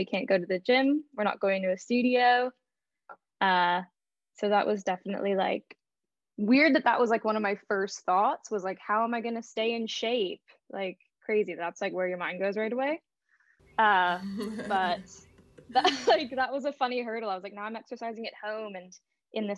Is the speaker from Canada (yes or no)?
yes; Canada; now in London, United Kingdom; I am Canadian